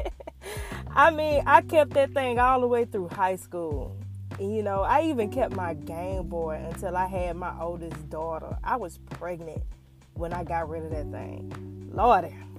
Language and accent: English; Tuskegee, Alabama, United States; Growing up in Tuskegee